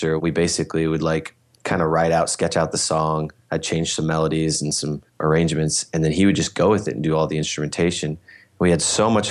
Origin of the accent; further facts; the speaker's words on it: Bellingham, Washington, United States; I'm from Bellingham